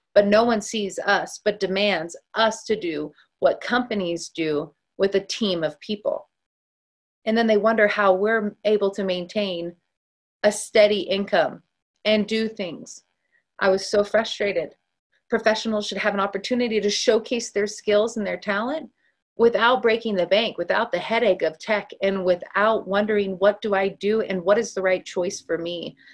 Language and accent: English; Northern California, United States; moved away as an adult; also born or lived in Dallas, Texas; my home state, as I am originally from, Northern California